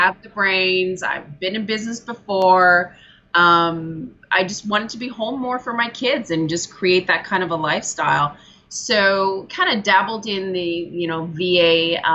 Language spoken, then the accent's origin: English; Ontario, Canada; also born or lived in British Columbia; Yeah, so I am in Ontario, Canada now, but I used to live out in beautiful British Columbia.